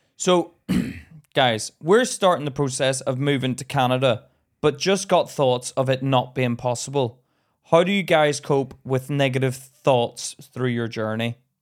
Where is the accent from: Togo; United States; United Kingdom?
United Kingdom; Belfast, Northern Ireland; moved away; I grew up in Belfast